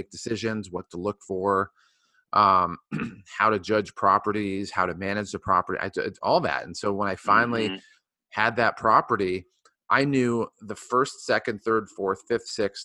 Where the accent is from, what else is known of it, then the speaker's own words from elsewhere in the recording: Ohio, United States; I grew up in Ohio